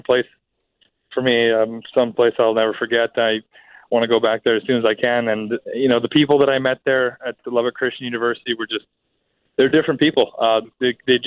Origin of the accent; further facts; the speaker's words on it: Winnipeg, Manitoba, Canada; also born or lived in Texas; it's here in my hometown